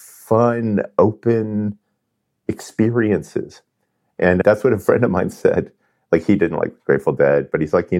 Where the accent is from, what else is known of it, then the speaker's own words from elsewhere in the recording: Southern California, United States; I grew up in California, Southern California in the 70s